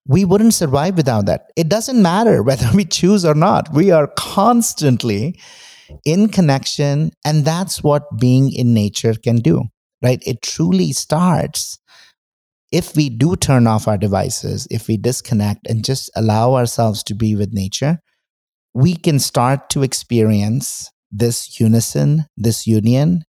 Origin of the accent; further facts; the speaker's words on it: India; moved away; I grew up in India, but I was not very spiritual